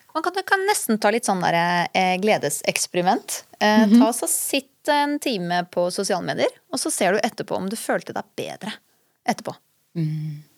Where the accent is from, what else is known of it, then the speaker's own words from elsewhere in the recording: Skien, Telemark, Norway; now in Oslo, Norway; jeg er fra Skien